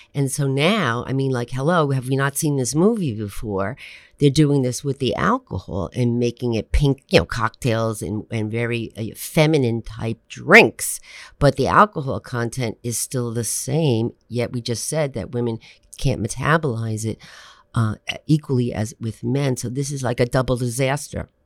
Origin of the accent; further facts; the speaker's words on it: New Jersey, United States; I'm a Jersey girl